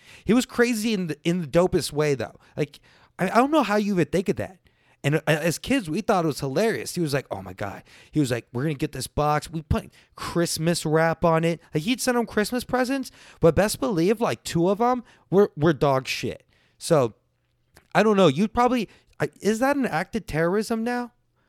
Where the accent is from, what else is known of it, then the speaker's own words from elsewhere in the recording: Texas, United States; I'm Texan, and every time I go to the airport, I do it.